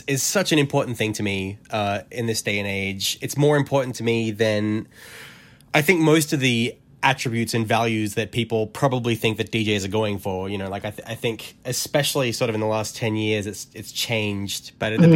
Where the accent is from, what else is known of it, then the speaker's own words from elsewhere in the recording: Australia; as an Australian, I'm living in this very sort of, now I realize, quite isolated bubble of the world.